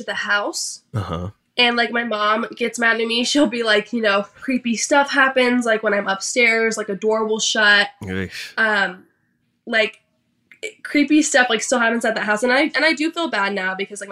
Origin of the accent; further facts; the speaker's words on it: Washington, United States; now in California, United States; I grew up in Washington